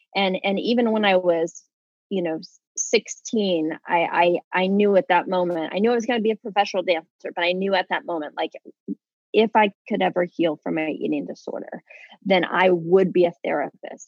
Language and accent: English; Kansas, United States; moved away as an adult; also born or lived in Los Angeles, California; I'm from Kansas originally.